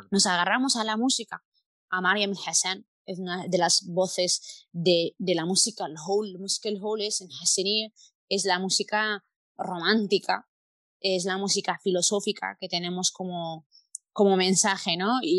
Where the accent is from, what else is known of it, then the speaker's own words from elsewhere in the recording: Palencia, Castile and León, Spain; now in Mallorca, Spain; somos un poco fríos la gente del norte de la península, de donde vengo yo, de Palencia.